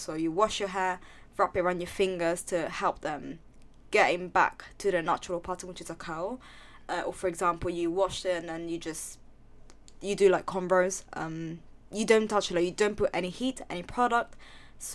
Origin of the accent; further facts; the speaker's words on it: Italy; moved away; I grew up in Italy